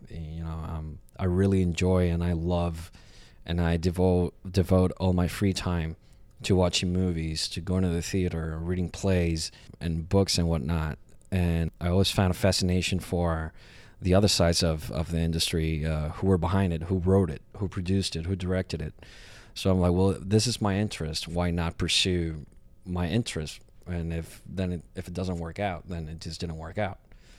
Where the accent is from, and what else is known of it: Puerto Rico; born or raised there; now in New York, United States